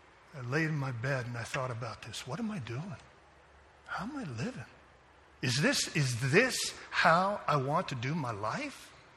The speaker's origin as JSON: {"language": "English", "country": "Japan", "tie": "born or raised there", "said": "I was going to say I grew up in Japan, but I do see some Chinese folks here, and maybe I better just be quiet on the ping pong."}